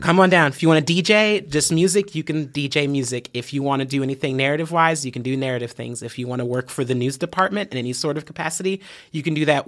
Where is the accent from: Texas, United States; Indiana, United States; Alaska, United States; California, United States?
Indiana, United States; Fort Wayne; moved away as an adult; now in Bloomington, United States; I was raised in Fort Wayne, um, I was born there